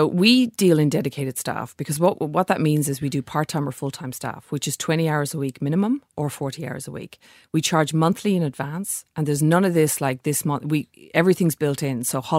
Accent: Ireland; now in Australia; I'm here in Australia. I'm Irish.

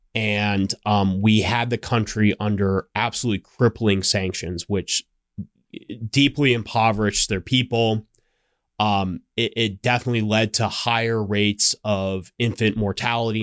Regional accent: Scottsdale, Arizona, United States; I grew up in Scottsdale, Arizona, which is a suburb of Phoenix.

